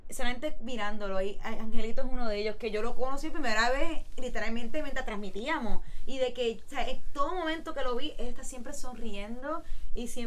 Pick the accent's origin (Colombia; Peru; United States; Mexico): United States; New York; born there; como yo nací en Nueva York y yo voy todos los años a Nueva